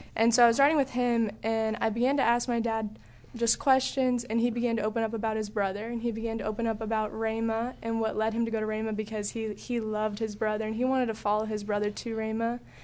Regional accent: Southern California, United States; moved away as an adult; also born or lived in Texas; I was in SoCal, so I grew up there my whole life

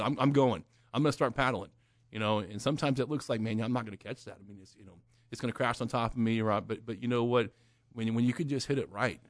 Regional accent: Oklahoma, United States; I'm from Oklahoma.

